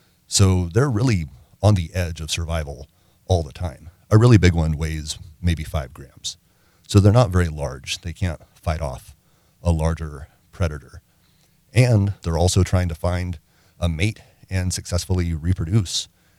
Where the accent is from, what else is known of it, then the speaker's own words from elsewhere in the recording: Arkansas, United States; also born or lived in Mississippi / Louisiana; As a kid, I grew up in Arkansas, Mississippi, and Louisiana.